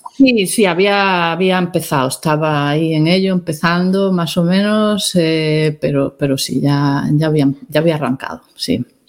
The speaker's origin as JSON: {"language": "Spanish", "region": "Galicia", "country": "Spain", "tie": "born or raised there", "also_born_or_lived": "Ireland", "said": "de pequeña pues iba a Santiago con cierta frecuencia"}